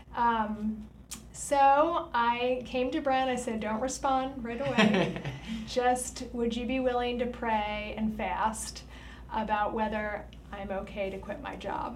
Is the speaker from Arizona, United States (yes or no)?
no; Lancaster County, Pennsylvania, United States; I grew up in Lancaster County